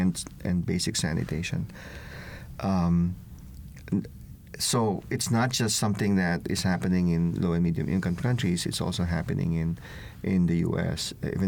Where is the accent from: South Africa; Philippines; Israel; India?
Philippines; now in United States; I'm originally from the Philippines